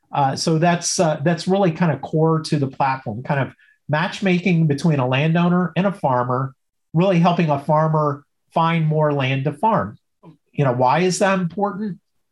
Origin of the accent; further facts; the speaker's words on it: Illinois, United States; I go back to when I grew up in Southern Illinois, everybody in the small town, you know, kind of knew me, knew my last name, and I knew most people, right? Town of 5,000 people.